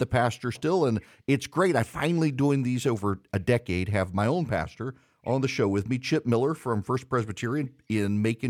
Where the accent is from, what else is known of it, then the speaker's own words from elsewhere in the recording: Dubai, United Arab Emirates; also born or lived in Louisiana; now in United States; I used to, growing up in Dubai and then coming back to the States and trying to do Christmas there versus Christmas in Louisiana, where we actually had family around.